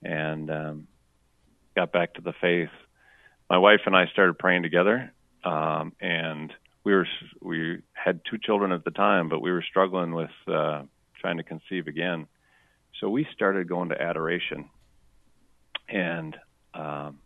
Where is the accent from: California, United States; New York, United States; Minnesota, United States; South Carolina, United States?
Minnesota, United States; Saint Paul; moved away as an adult; also born or lived in Wisconsin; My wife and I grew up in the St. Paul area